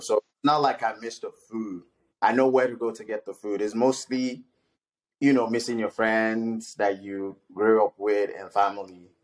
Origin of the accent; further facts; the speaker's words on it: Ede, Osun, Nigeria; moved away; also born or lived in Ibadan, Oyo State, Nigeria; I grew up in Ede, Nigeria, Osun State